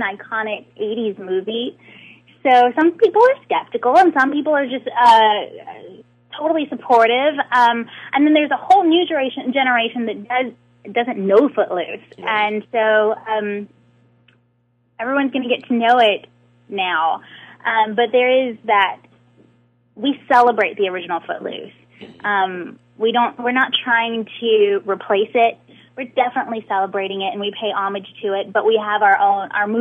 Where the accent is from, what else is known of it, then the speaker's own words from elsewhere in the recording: Atlanta, Georgia, United States; I am born and raised in Atlanta